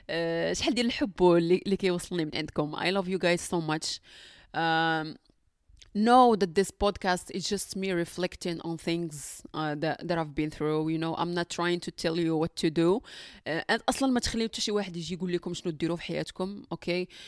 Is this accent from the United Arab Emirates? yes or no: no; Morocco